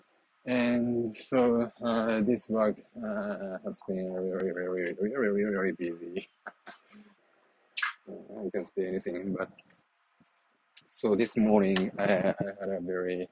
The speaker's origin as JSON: {"language": "English", "country": "Japan", "accent": "Japanese", "first_language": "Japanese", "second_language": "English", "said": "even in my native language, Japanese"}